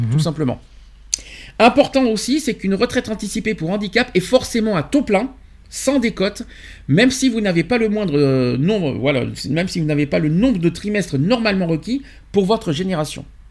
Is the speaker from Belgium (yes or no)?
no; France; chez nous en France